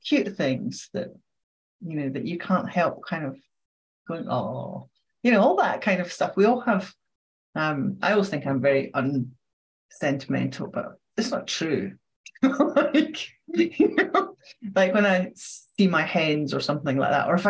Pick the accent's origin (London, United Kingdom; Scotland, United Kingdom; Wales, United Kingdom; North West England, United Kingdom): Scotland, United Kingdom; I'm Scottish